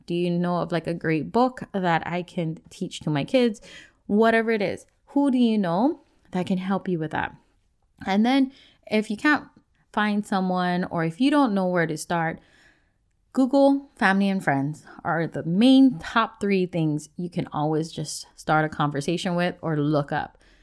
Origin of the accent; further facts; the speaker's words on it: Hawaii, United States; moved away as an adult; now in Washington, United States; I grew up in Hawaii and I was born and raised in a place where you didn't just learn about your Hawaiian culture